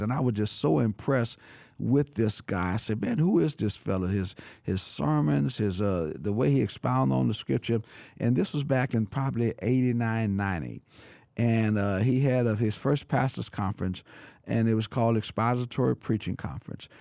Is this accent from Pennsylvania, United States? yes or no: no; New Orleans, Louisiana, United States; I born and raised in New Orleans, but I've been there all of my life